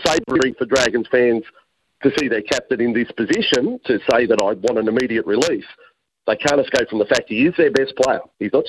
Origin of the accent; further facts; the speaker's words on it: New South Wales, Australia; I'm born and bred in New South Wales